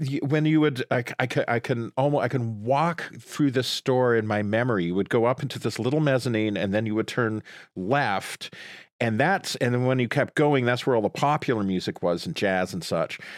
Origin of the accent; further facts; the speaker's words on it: Sudbury, Ontario, Canada; moved away; I grew up in Sudbury, Ontario